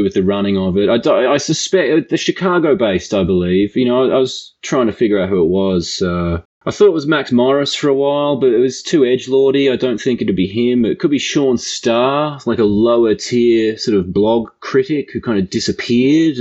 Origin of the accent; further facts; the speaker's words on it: Tasmania, Australia; moved away as an adult; now in United States; I'm from Tasmania. So we're both like island boys from the Commonwealth.